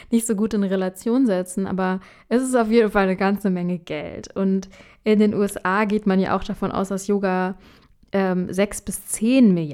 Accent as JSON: {"language": "German", "country": "India", "tie": "born or raised there", "also_born_or_lived": "Middle East", "moved": "yes", "lives_now": "Germany", "said": "Als ich in Indien aufwuchs und Jahre später als Inderin im Nahen Osten und in Deutschland, wurde ich in vielerlei Hinsicht diskriminiert."}